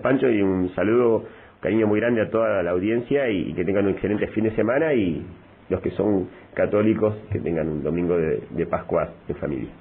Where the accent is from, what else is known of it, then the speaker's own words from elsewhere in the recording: Zapala, Neuquén, Argentina; Yo soy nacido y criado en San Zapala